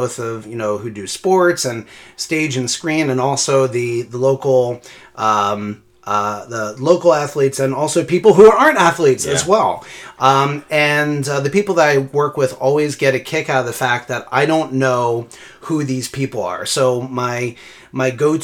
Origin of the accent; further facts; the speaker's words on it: Philadelphia, Pennsylvania, United States; Originally born and raised in Philly